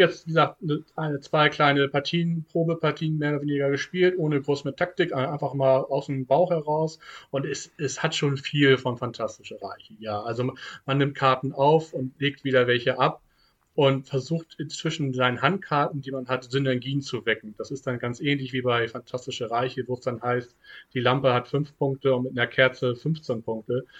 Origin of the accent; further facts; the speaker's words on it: Hamburg, Germany; Ich komme ja nun mal aus Hamburg